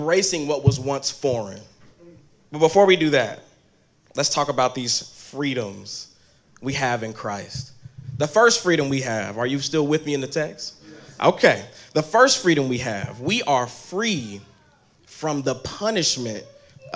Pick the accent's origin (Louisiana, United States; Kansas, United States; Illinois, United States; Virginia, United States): Kansas, United States; also born or lived in Texas; now in New York, United States; I'm actually from Kansas, so I'm actually a farm boy